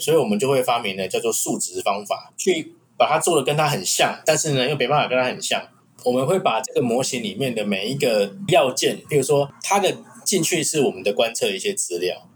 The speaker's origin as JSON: {"language": "Chinese", "country": "Taiwan", "said": "我们台湾这边"}